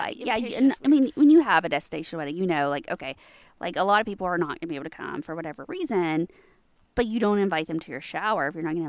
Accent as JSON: {"language": "English", "area": "near Savannah", "region": "Tennessee", "country": "United States", "tie": "born or raised there", "said": "Savannah is like 30 minutes from my hometown."}